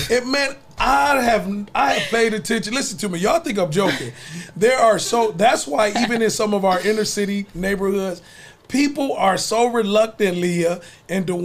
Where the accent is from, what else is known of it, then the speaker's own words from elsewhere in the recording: Savannah, Georgia, United States; I grew up in Savannah a little bit, so we we definitely rode around looking, taking pictures of other people's